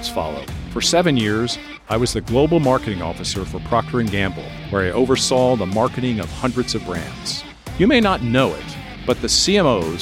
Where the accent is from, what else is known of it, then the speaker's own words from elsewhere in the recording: Lancaster, Pennsylvania, United States; my hometown of Lancaster, Pennsylvania